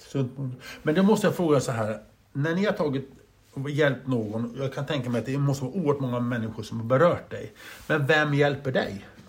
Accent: Grycksbo, Dalarna County, Sweden; Vi är uppväxta i Grycksbo du och jag

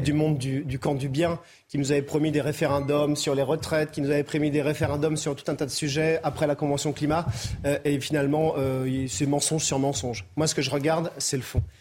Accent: Lyon, Auvergne-Rhône-Alpes, France; en tant que lyonnais

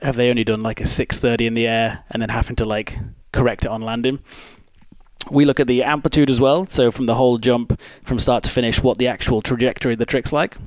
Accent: Pontefract, Yorkshire and the Humber, United Kingdom; moved away; also born or lived in Edinburgh; I was born Pontefract, so like 10 minutes away from Castleford

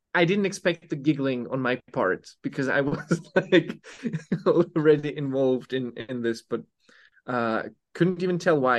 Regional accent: Serbia; I come from Serbia

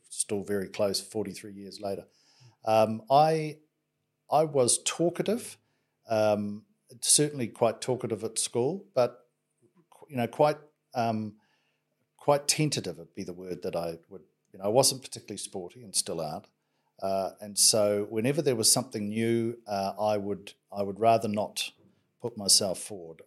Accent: Bay of Plenty, New Zealand; that has been my childhood, um, home

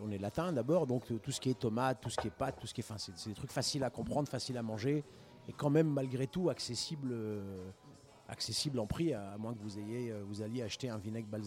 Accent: Denain, Hauts-de-France, France; born there; je suis né à Denain, ça fait pas rêver. hein et de parents italiens et de passeports italiens, de nationalité italienne.

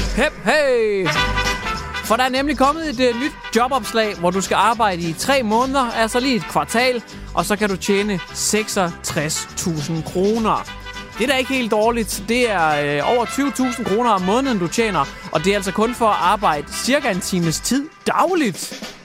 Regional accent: Denmark; som dansker

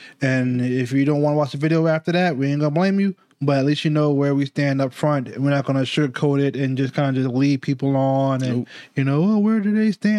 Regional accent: New York, United States; I'm a New Yorker.

